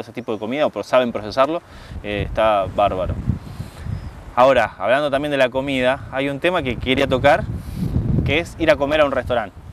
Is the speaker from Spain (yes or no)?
no; Argentina; moved away as an adult; now in Italy